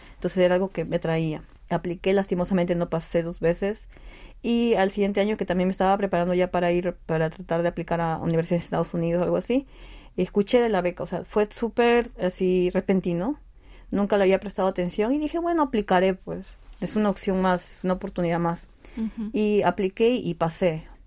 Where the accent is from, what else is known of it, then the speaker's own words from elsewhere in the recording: Peru; moved away as an adult; now in Seoul, South Korea; nací en Perú, vine acá a Corea en el 2018 para continuar mis estudios de posgrado